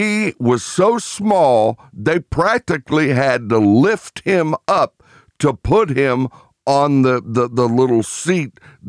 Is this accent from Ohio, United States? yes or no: yes; Hamilton, Ohio, United States; also born or lived in Pittsburgh, Pennsylvania; I was growing up in a little town. I was born in Pittsburgh, but at age 9, my father accepted a position. So we moved to Greater Cincinnati to a little town called Hamilton, Ohio.